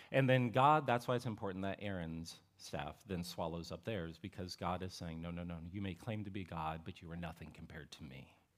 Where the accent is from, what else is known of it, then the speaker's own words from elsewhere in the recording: Appalachian Ohio, United States; I'm, I'm from Ohio, this is in Appalachia, Ohio